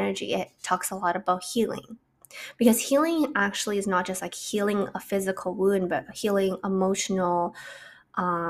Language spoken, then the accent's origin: English; Canada; I'm from Canada